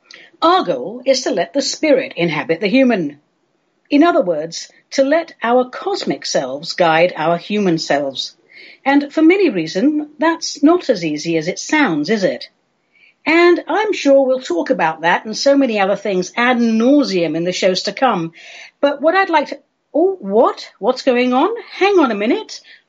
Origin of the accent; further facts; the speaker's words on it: England, United Kingdom; I grew up in England, so my main frame for the holiday season really is Christmas and solstice.